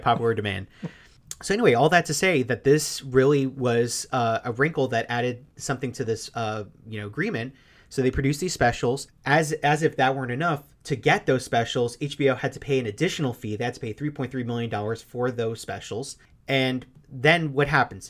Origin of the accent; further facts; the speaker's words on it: New York City, New York, United States; I grew up in Queens